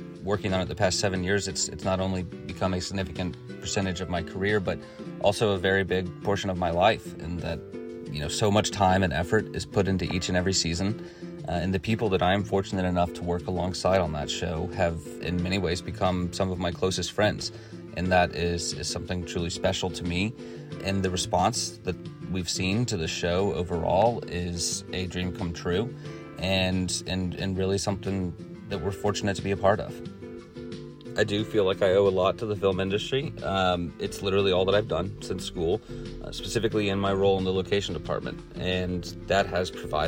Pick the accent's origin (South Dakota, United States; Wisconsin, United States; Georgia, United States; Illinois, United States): Georgia, United States; Atlanta; I was born and raised in Atlanta, Georgia, and currently live in Eastlake